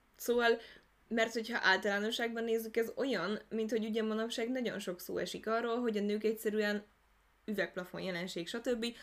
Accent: Hungary; Magyarországra születtünk

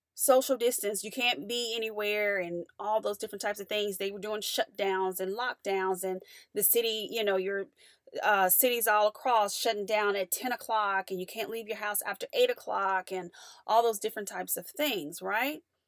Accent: United States; as an American

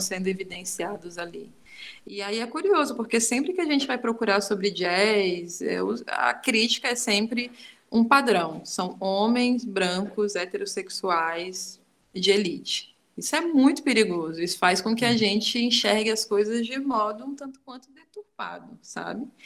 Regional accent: far south of Bahia, Brazil; now in Southeast Brazil; uma mulher preta, é, nordestina, sabe? É, que está já há muito tempo aqui nessa, nessa migração, né? Eu venho do extremo sul da Bahia

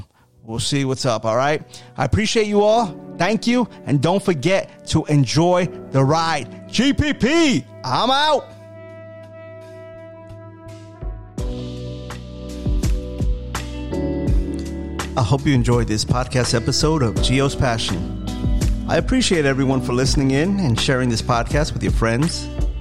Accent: New York City, New York, United States; now in Florida, United States; I am a New Yorker, born and raised.

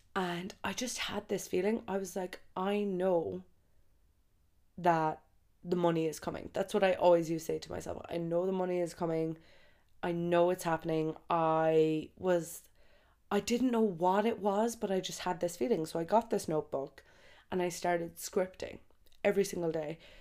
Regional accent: Ireland; moved away as an adult; also born or lived in Brazil / Australia / Dubai; I have always came home for Christmas in Ireland.

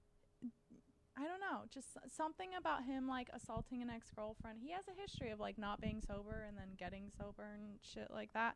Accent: Orange County, California, United States; Orange County. I grew up.

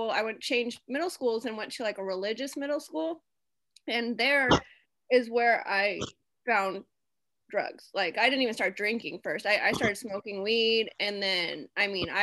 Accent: Las Vegas, Nevada, United States; I was born in Las Vegas, at Sin City

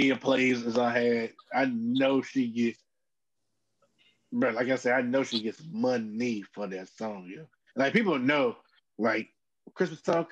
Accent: Fayetteville, United States

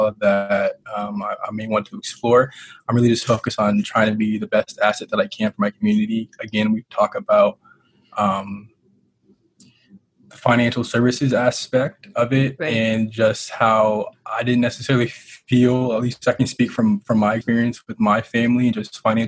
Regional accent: Tacoma, Washington, United States; I'm from Tacoma, Washington, a.k.a. the City of Destiny, as I like to tell people. That's the actual nickname. Born and raised.

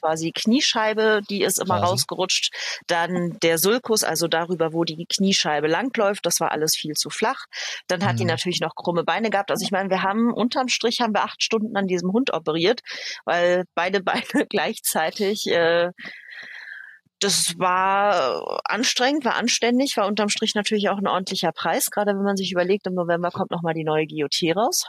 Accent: Berlin, Germany; accent: Berliner; moved away as an adult; also born or lived in Upper Franconia; Ich bin in Berlin geboren, so waschechtes ja. Berliner Urgestein.

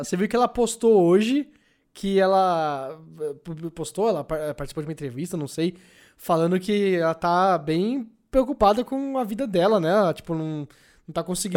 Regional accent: Guarulhos, São Paulo, Brazil; hoje em dia eu tô de volta em Guarulhos, minha cidade natal

